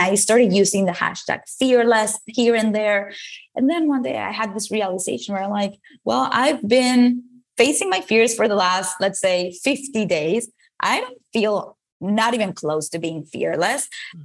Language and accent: English; Venezuela; English is a second language; moved away as an adult; now in United States; I moved from Venezuela, where I was born, to the United States to study a career in advertising.